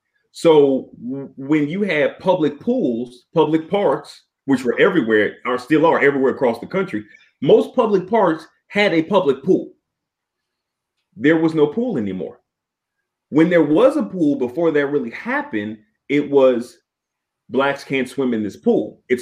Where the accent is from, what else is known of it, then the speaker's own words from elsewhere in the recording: Chicago, Illinois, United States; also born or lived in Washington, D.C.; I was born in 1982. When I was growing up in Southeast DC and then moving to the South Side of Chicago, there were no pools.